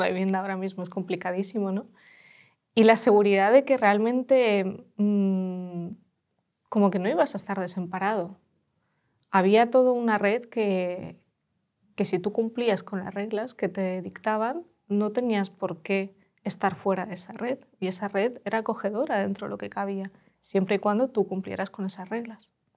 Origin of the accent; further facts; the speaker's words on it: Los Alcázares, Region of Murcia, Spain; Spanish is a second language; also born or lived in Tokmak, Ukraine; Los Alcázares, es un pueblo de Murcia